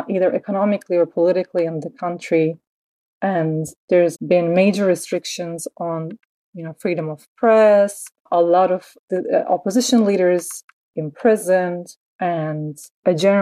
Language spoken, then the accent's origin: English; Turkey; moved away; my life growing up in Turkey